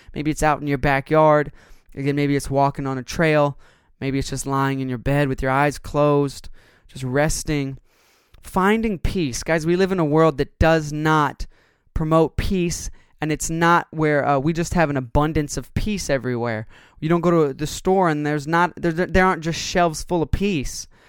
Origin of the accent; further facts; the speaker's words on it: United States; as Americans, we as American consumers